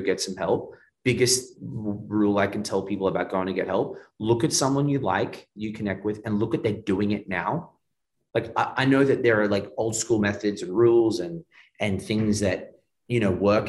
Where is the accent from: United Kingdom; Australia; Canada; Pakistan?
Australia; now in Miami, United States; I'm Australian